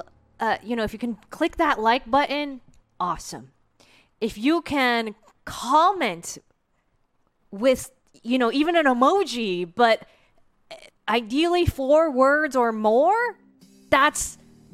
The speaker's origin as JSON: {"language": "English", "country": "United States", "said": "as an American"}